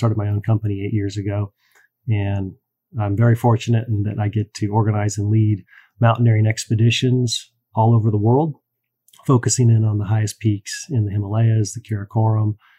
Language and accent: English; Seattle, Washington, United States; I'm from the Seattle area originally, and I'm based in Seattle now